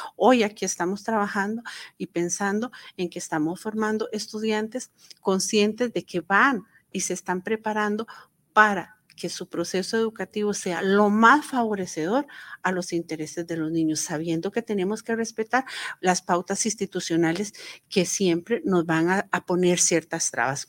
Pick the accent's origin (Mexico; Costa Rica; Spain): Costa Rica; Nosotros como Estado costarricense